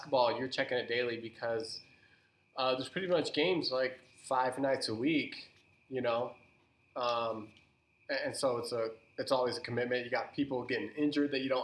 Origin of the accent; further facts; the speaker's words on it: California, United States; now in Utah, United States; growing up in California. Living in Utah now for 18 years